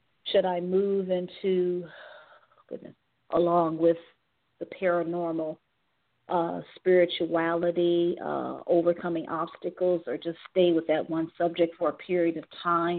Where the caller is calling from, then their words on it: Cleveland, Ohio, United States; from Cleveland, Ohio.